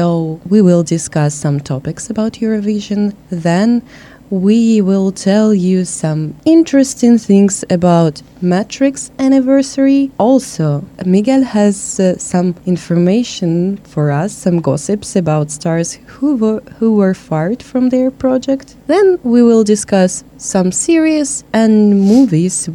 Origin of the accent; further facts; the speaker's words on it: Russia; moved away; I came from Russia